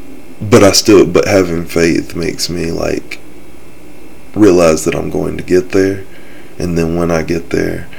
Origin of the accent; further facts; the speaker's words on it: South Carolina, United States; I'm from South Carolina, the Bible Belt of the nation